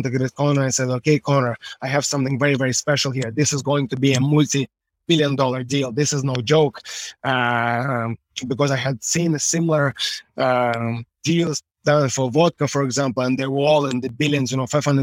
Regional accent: Russia; now in Ireland; Born in Russia, forged in Ireland

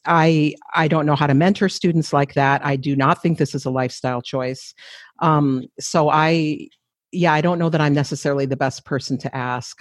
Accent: Flandreau Santee Sioux reservation, eastern South Dakota, United States; moved away as an adult; also born or lived in Minneapolis, Minnesota / Saint Paul, Minnesota; now in Edmonton, Canada; I was raised on another Dakota reservation, the Flandreau Santee Sioux tribe reservation, also in eastern South Dakota.

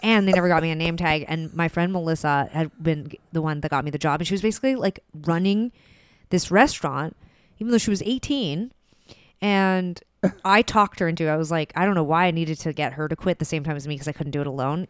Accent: Calgary, Alberta, Canada; moved away as an adult; also born or lived in Vancouver; we grew up in Calgary, it's all highways

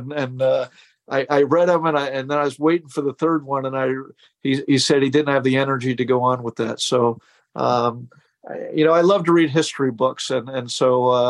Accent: Columbus, Ohio, United States; I grew up in Columbus, Ohio, and … played in St. John Arena, which was Ohio State's basketball arena at the time.

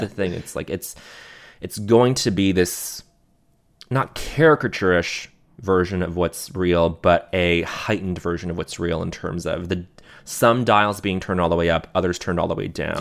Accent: Montreal, Quebec, Canada; growing up in Montreal

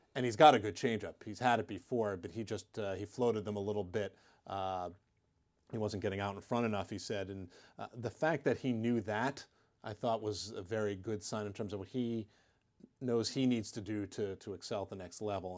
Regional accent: Pittsburgh, Pennsylvania, United States; in my hometown at Pitt.

